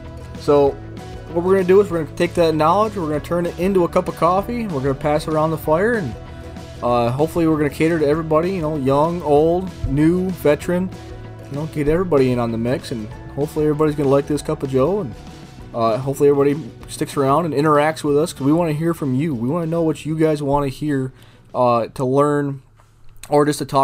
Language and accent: English; Northeast, United States; now in Arizona, United States; I'm from the Northeast, where we don't hunt them. We, in September, we hunt Canada geese. So that's what I grew up knowing. Now that I'm in Arizona, I've kind of fallen in love with doves.